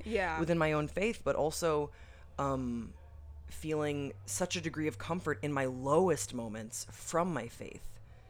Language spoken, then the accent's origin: English; Waterloo, Wallonia, Belgium; But I grew up in Waterloo, Belgium. So it was just kind of an odd environment in general, because Belgium is a very this word is so corny, but secular country, you know.